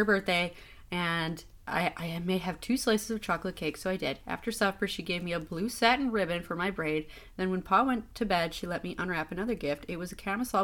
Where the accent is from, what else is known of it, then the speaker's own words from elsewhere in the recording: East Coast, United States; I grew up on the East Coast